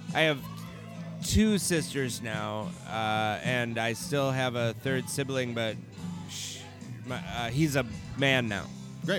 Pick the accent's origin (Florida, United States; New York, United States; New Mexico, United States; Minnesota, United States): Minnesota, United States; Stillwater; also born or lived in Stockton, California; I was not born here